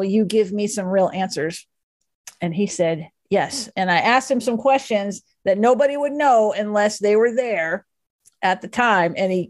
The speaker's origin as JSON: {"language": "English", "town": "Dallas", "region": "Texas", "country": "United States", "tie": "born or raised there", "said": "I grew up in Dallas."}